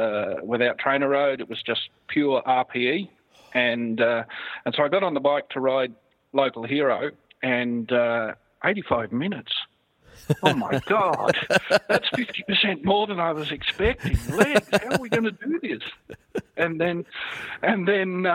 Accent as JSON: {"language": "English", "country": "Australia", "said": "being an Aussie"}